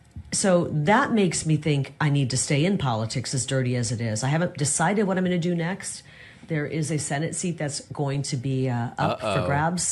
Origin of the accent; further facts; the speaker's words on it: United States; But I never, I'm just an American. I'm a mixture of everything.